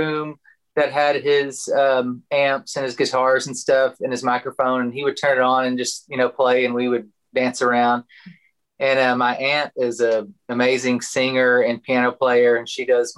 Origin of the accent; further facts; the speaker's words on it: Chico, Texas, United States; I grew up in kind of northwest of here in a little town called Chico